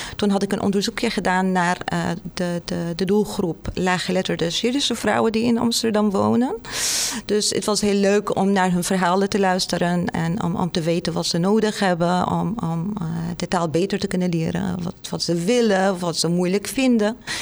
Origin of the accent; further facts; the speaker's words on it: Damascus, Damascus Governorate, Syria; Dutch is a second language; moved away as an adult; now in Netherlands; ik kom uit Syrië, uit Damascus, de hoofdstad om mhm. precies te zijn